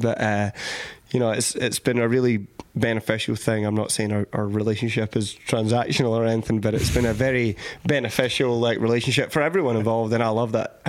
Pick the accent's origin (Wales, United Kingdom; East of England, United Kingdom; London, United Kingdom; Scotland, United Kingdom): Scotland, United Kingdom; moved away; And we're Scottish.